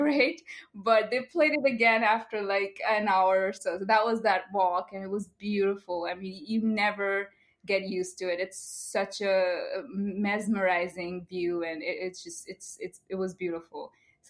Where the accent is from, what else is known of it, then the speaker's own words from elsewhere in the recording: Bardhaman, West Bengal, India; moved away as an adult; now in Mumbai, India; Bardhaman, and the state is West Bengal, which is like in the east of India. But I live in Mumbai. I've been here for 6 years now